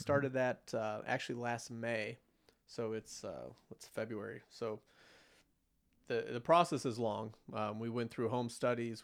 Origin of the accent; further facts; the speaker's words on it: United States; as an American, especially after living through nine eleven